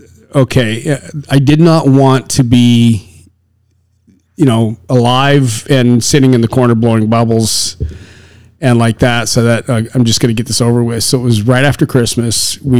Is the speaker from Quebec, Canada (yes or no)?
no; Saskatchewan, Canada; I come from Saskatchewan